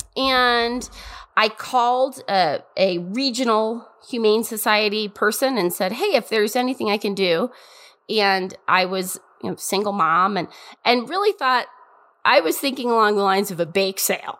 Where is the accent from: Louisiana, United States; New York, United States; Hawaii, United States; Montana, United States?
Montana, United States; I'm from Montana